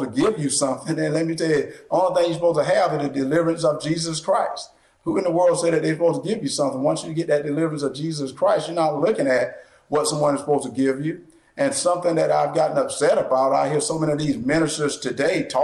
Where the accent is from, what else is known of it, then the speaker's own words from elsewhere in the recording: the South, United States; I grew up in the South